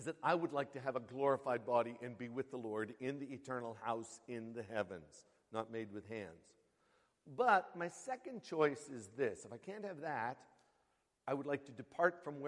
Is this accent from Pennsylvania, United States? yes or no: yes; Western Pennsylvania, United States; now in Queens, United States; I grew up in Western Pennsylvania